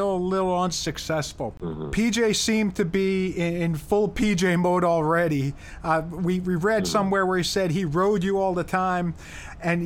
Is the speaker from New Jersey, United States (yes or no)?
yes; Columbia High School hometown, New Jersey, United States; my hometown's high school, Columbia High School